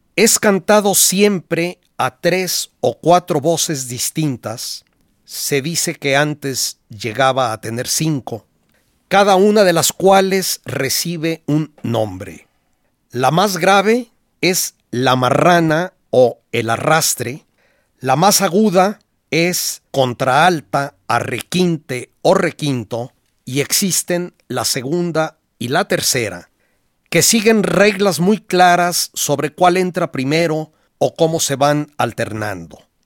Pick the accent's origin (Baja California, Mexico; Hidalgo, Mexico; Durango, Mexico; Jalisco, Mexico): Jalisco, Mexico; Guadalajara; en mi niñez yo oía en Guadalajara al mariachi virgen